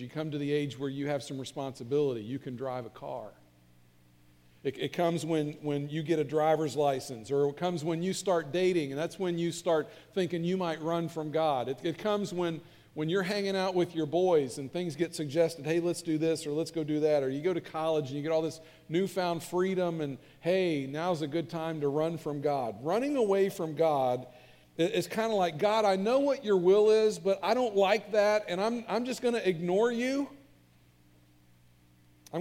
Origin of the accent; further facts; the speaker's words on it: Northern Kentucky, United States; I grew up in Northern Kentucky in a great church